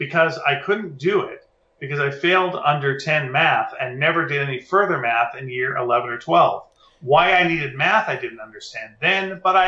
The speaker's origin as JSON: {"language": "English", "country": "Australia", "lives_now": "Calgary, Canada", "said": "we generally avoided me driving in the snow because I'm Australian. And my snow driving experience was none."}